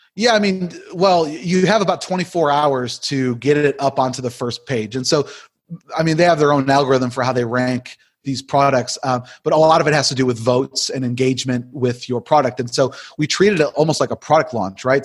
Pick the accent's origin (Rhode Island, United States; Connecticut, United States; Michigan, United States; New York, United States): New York, United States; Buffalo; moved away as an adult; now in Wake Forest, United States; I'm originally from Buffalo, New York